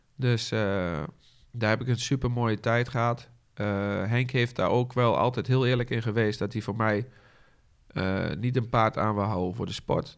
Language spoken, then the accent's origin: Dutch; Haaksbergen, Overijssel, Netherlands; geboren in Haaksbergen. Op eh, de Watermolen, het bedrijf van mijn ouders